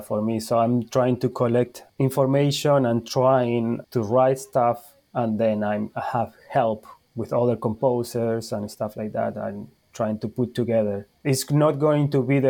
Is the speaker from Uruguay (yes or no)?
yes; Uruguay; English is a second language; moved away as an adult; also born or lived in Argentina / Spain; now in Charleston, United States; I'm from Uruguay